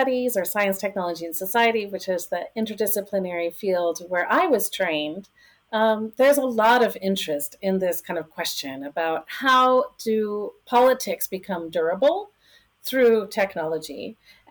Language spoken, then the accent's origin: English; Michigan, United States; moved away; also born or lived in Boston / Atlanta; I am from Michigan originally